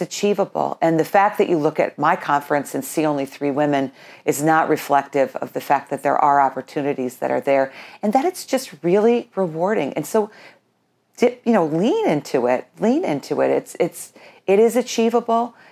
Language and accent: English; Colonie, New York, United States; moved away as an adult; now in Burnt Hills, United States; my whole family, uh, growing up in Colony, we all worked for the town of Colony